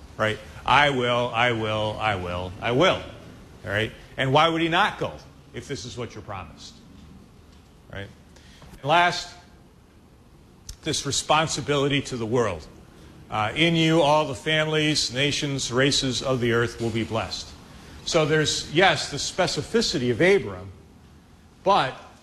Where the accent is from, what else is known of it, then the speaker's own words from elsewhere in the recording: Chicago, Illinois, United States; I'm from Chicago